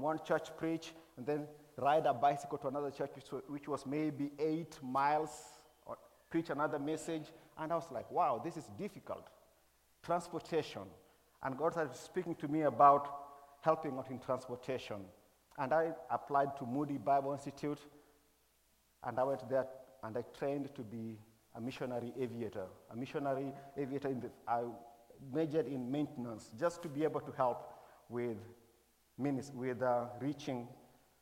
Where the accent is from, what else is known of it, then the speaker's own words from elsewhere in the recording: Kenya; moved away; I was born and raised in Kenya.